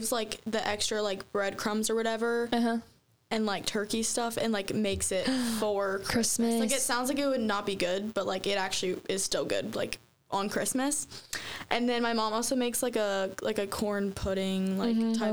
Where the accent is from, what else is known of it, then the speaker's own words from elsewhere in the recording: Cincinnati, Ohio, United States; I'm from Cincinnati.